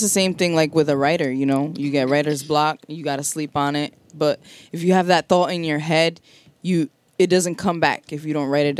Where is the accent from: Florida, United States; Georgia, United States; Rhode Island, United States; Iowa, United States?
Rhode Island, United States; Providence; That's where I'm from.